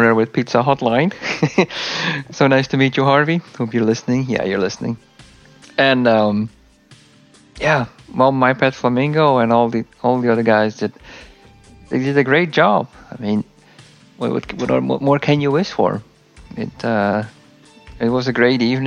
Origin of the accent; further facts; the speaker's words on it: Leeuwarden, Friesland, Netherlands; my hometown, Leeuwarden